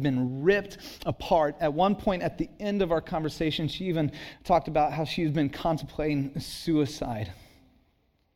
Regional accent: Santa Cruz, California, United States; I grew up in Santa Cruz.

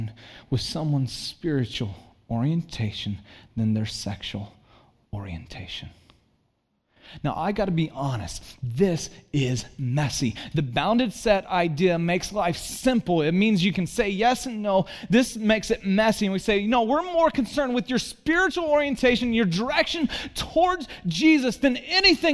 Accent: Santa Cruz, California, United States; moved away as an adult; also born or lived in Chicago; I grew up in Santa Cruz

